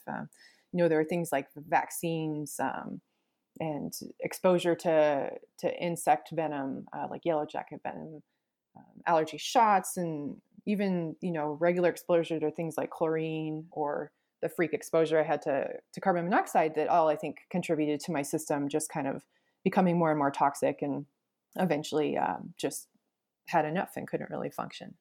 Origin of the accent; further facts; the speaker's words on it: Alaska, United States; I grew up in Alaska